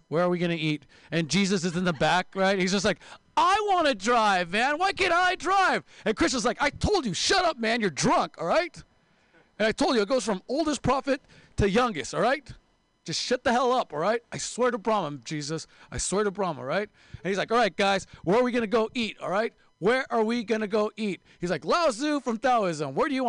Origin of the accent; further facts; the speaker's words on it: Seattle, Washington, United States; Sorry, guys, I'm also from Seattle. We do this thing called reading that they don't do here in the Bay Area.